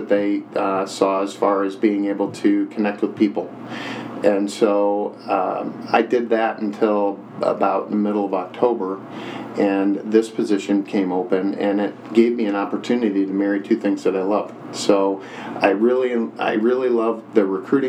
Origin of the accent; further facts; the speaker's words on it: Huntley, Illinois, United States; moved away as an adult; I grew up in Huntley, which is in the area in McHenry County, and had moved away for quite a while